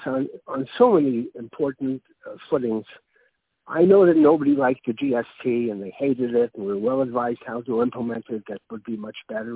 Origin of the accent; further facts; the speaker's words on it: Canada; I'm a Canadian